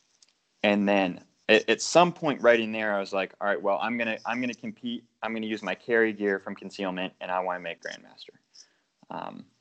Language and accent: English; Maine, United States; also born or lived in Connecticut; I grew up here in Maine